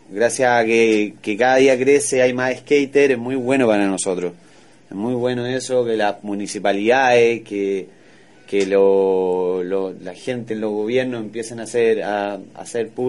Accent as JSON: {"language": "Spanish", "town": "Santiago", "region": "Santiago Metropolitan Region", "country": "Chile", "said": "Yo soy de Santiago de Chile, la capital."}